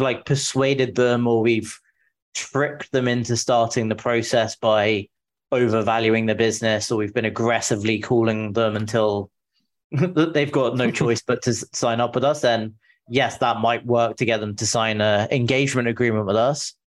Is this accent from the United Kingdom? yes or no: yes; England, United Kingdom; moved away as an adult; now in San Francisco, United States; I'm from the UK, from England originally. I moved to the US five years ago now.